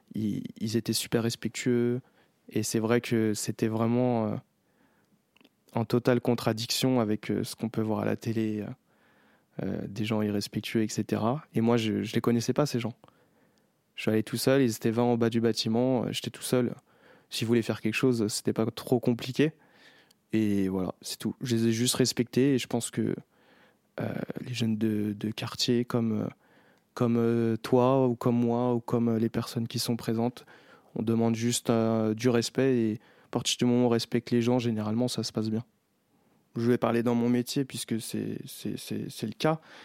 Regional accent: Chelles, Île-de-France, France; j'ai grandi euh, à Chelles

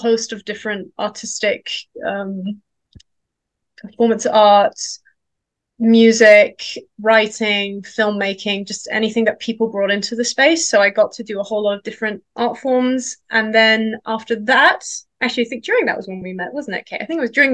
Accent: Denmark; moved away; also born or lived in London; I grew up in Denmark

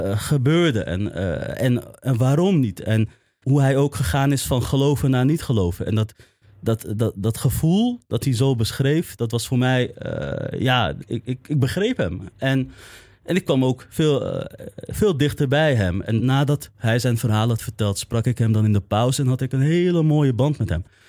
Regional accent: Amsterdam, North Holland, Netherlands; in West en Nieuw-West, in de omgeving waar ik ben opgegroeid

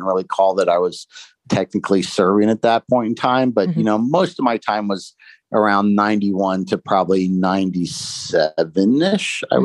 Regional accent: Cincinnati, Ohio, United States; moved away as an adult; now in Hilton Head, United States; I lived in Cincinnati my entire life

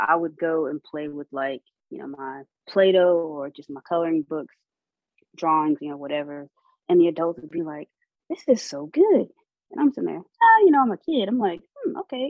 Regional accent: North Carolina, United States; also born or lived in Savannah, Georgia; now in Atlanta, United States; growing up on North Carolina barbecue

